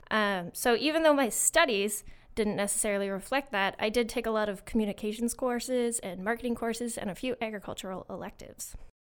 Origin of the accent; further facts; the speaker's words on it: Winchester, Ontario, Canada; I'm from a little town called Winchester, um, and I grew up on a small farm with sheep, horses, and beef cows